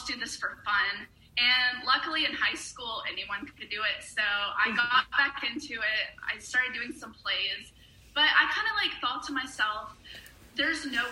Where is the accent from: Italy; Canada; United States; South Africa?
United States; Raleigh, North Carolina; moved away as an adult; now in Atlanta, United States; I moved from Raleigh, North Carolina to Atlanta, Georgia, basically to do acting